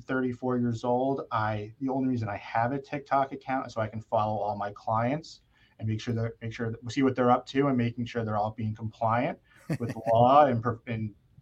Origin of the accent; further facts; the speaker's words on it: Yorktown, New York, United States; I'm from Yorktown, New York